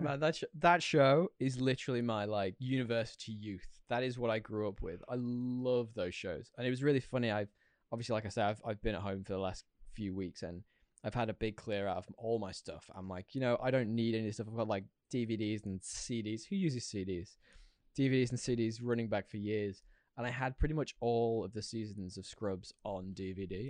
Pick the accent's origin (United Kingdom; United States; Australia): United Kingdom; Yorkshire and the Humber; where I'm from in the U K, Yorkshire, if anyone has guessed my accent